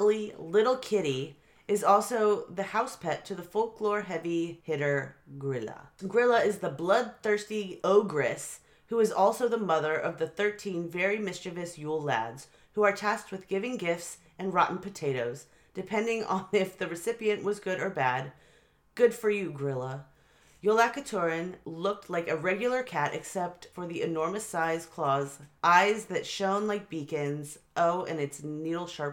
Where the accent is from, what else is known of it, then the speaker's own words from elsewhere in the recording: United States; as an American